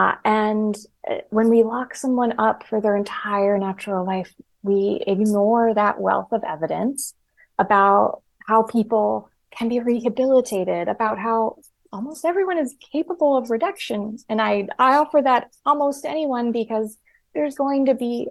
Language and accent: English; Rust Belt, United States; I'm from the Rust Belt